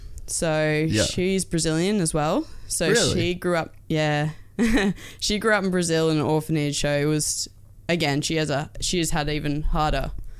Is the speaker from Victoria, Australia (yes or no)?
no; Port Macquarie, New South Wales, Australia; Port Macquarie, down New South Wales. Yeah, okay. Beautiful little town.